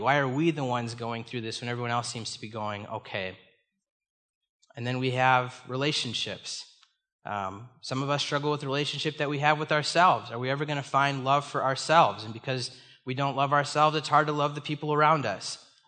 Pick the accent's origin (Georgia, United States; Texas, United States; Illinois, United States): Illinois, United States; Chicago; moved away as an adult; now in Minnesota, United States; I was born and raised in the Chicago area.